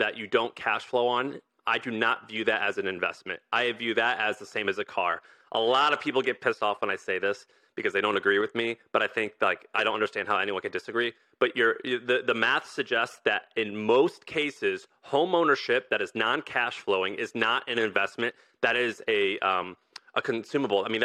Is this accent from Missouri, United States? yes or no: yes; Missouri, United States; I grew up in Missouri